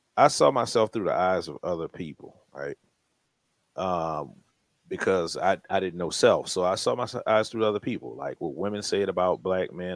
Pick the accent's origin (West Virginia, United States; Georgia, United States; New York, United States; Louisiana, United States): Louisiana, United States; New Orleans; we're from New Orleans